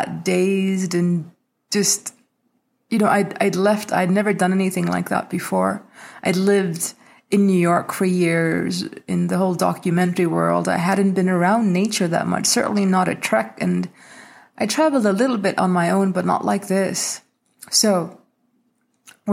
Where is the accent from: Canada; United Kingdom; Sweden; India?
India; moved away; this custom we had growing up in India